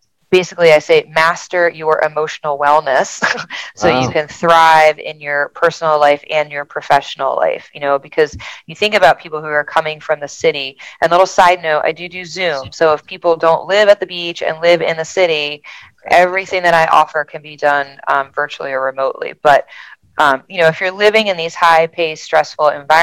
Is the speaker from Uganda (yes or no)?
no; New Jersey, United States; moved away as an adult; now in Delaware, United States; I grew up in South Jersey outside of Philly, so I've always kind of been a city girl, but I've been here for, this will be my 21st year.